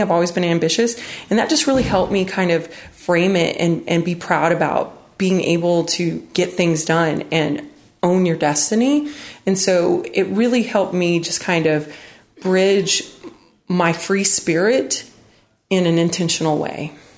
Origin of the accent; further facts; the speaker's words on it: United States; I grew up in West Texas, New Mexico